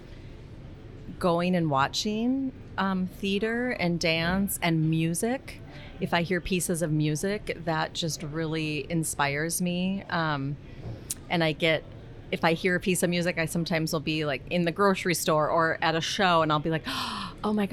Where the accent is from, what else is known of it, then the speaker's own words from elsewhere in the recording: Grand Forks, North Dakota, United States; I grew up in Grand Forks, North Dakota